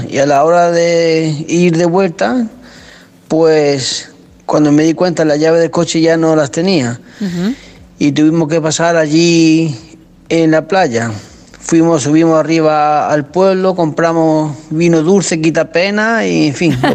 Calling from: Seville, Andalusia, Spain; Hola, buenas noches, desde Sevilla

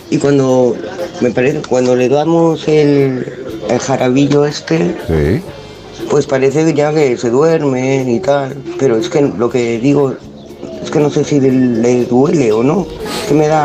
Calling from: Tarragona, Catalonia, Spain; de Tarragona.

